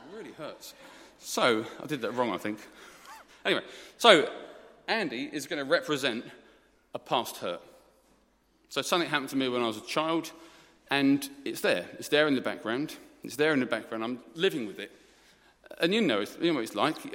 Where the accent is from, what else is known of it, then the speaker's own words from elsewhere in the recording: Essex, East of England, United Kingdom; I'm from Essex. I'm an Essex boy